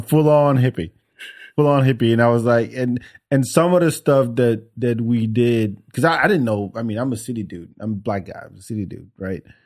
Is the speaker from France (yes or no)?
yes; France; also born or lived in Senegal; now in Austin, United States; I grew up in France